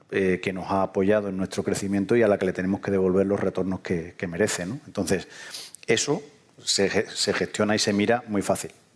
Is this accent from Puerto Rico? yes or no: no; southern Spain, Spain; en lo que en el sur llamamos dinero